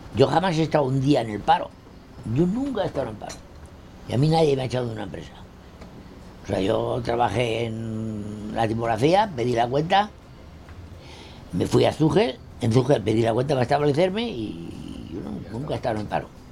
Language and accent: Spanish; La Horra, Castile and León, Spain; also born or lived in Burgos; Yo nací en La Horra el día 1 de marzo de 1928.